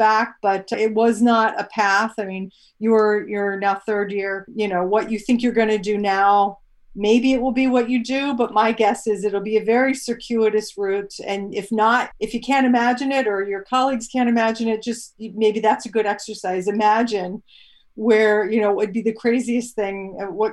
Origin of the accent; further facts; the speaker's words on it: Shenandoah Valley, Virginia, United States; moved away; I grew up in Virginia and a small town in the Shenandoah Valley